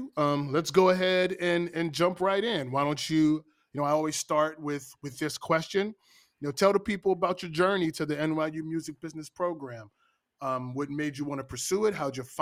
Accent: Pittsburgh, Pennsylvania, United States; I'm from Pittsburgh, Pennsylvania.

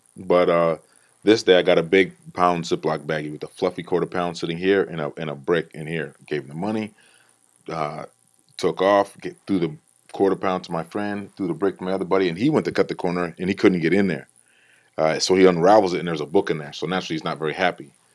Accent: Iowa, United States; Growing up in Iowa

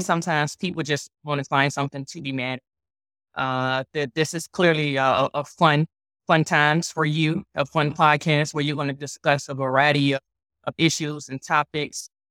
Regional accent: Richmond, Virginia, United States; born and raised in, in Richmond, Virginia.

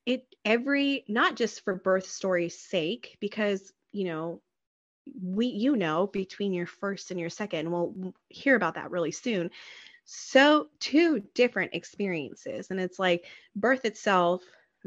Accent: United States; as an American

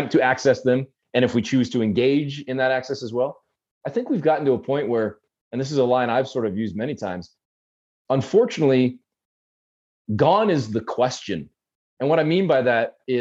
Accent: Canada; I was born and raised in Canada

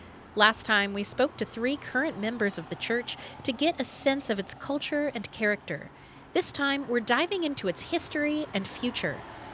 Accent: Frankfort, Kentucky, United States; I'd like to invite you on a tour of my hometown.

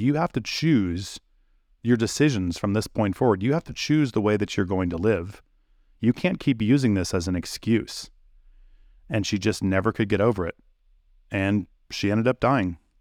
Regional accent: United States; my life as an American

